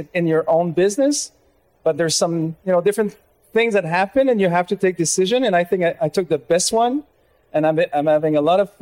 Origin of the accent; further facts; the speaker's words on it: Laval, Quebec, Canada; growing up in Laval